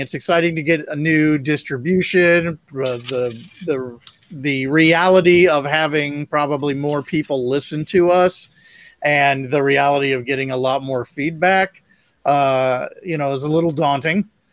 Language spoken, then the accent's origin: English; Ohio, United States; now in Mississippi, United States; my hometown mm. in Ohio